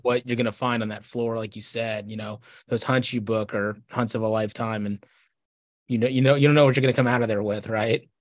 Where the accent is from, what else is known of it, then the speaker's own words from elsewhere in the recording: Texas, United States; I grew up in Texas in the nineties